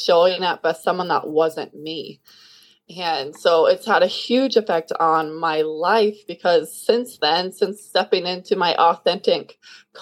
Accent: Kansas City, Kansas, United States; I am from Kansas City, Kansas, which is right in the middle of the United States. I grew up on a farm

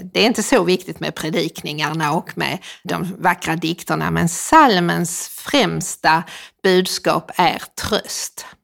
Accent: Helsingborg, Skåne, Sweden; när jag växte upp i Helsingborg

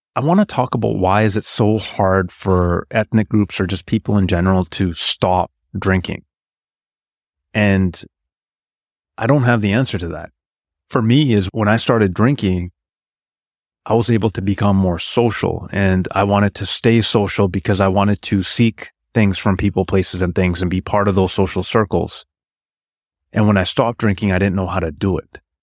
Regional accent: British Columbia, Canada; I was born in Canada, in British Columbia

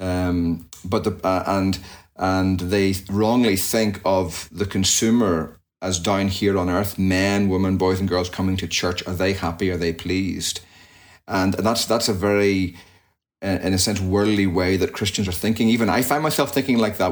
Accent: just outside Belfast, Northern Ireland, United Kingdom; moved away as an adult; also born or lived in Jackson, Mississippi, United States; now in United States; So I hail from Northern Ireland, and I was born and raised there, just outside Belfast, and came across to the States at the in 1999 to study at Reformed Theological Seminary back in uh, Mississippi, Jackson.

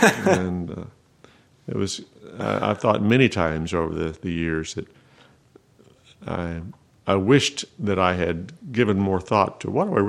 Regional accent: Tulsa, Oklahoma, United States; also born or lived in Artesia, New Mexico / Maljamar, New Mexico; Mostly from Tulsa. I wasn't born in Tulsa, okay, but we moved there. I was 6 when we moved there, and I started second grade in Tulsa.

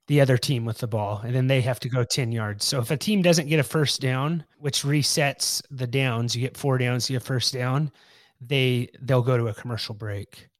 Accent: California, United States; I'm from California

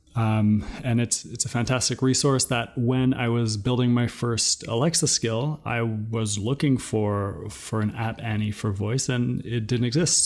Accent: New Brunswick, Canada; now in Toronto, Canada; I'm currently in Toronto, but originally I'm from New Brunswick. So I'm Acadian

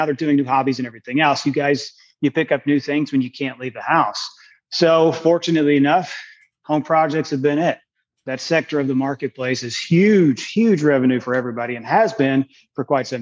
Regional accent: Kentucky, United States; moved away as an adult; now in Oregon, United States; I'm originally from Kentucky, so I'm a transplant over here in Oregon

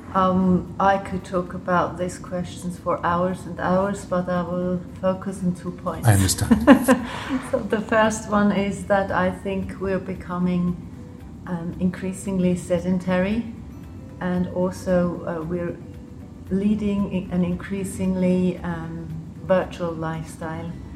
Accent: Switzerland; accent: quite English; English is a second language; also born or lived in Liechtenstein; I grew up in Switzerland. Um, part, part of the time in Switzerland, and the other part I grew up in the Principality of Liechtenstein

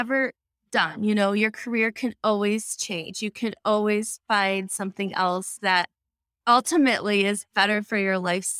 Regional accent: Chicago, Illinois, United States; I'm from the Chicago area. My parents are in Northwest Indiana on Crown Point.

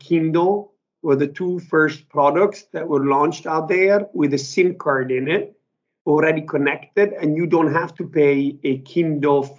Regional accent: Italy; moved away as an adult; also born or lived in United Kingdom; now in New York, United States; So I'm originally Italian. I grew up in Italy.

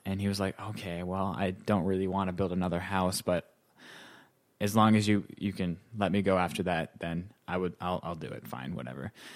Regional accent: North Dakota, United States; moved away as an adult; also born or lived in Ohio; now in New York City, United States; I'm originally from North Dakota, um, so I grew up there.

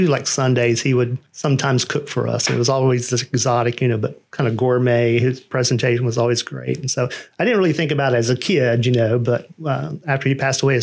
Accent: Dalton, Georgia, United States; now in Canton, United States; I grew up in Dalton, Georgia, the carpet capital of the world

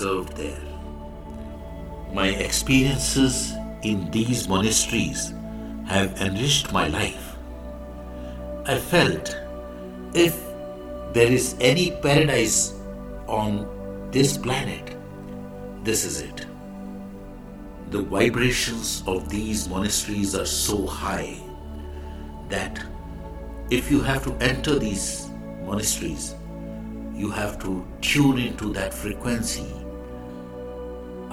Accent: India; I am the Indian monk

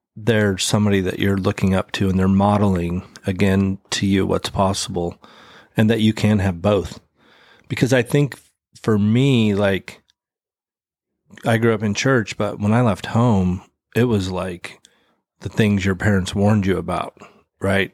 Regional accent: Idaho, United States; I'm from Idaho.

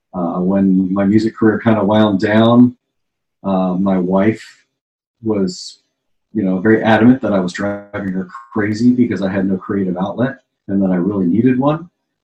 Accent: Washington, District of Columbia, United States; moved away; I was born and raised in Washington, D.C., which is a great place if you want to be a politician or a drug dealer. I aspired to neither, so I got out as soon as I could.

